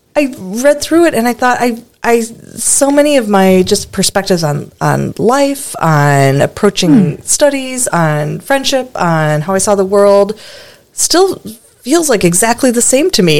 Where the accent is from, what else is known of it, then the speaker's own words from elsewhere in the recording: Stevens Point, Wisconsin, United States; my hometown, Stevens Point, Wisconsin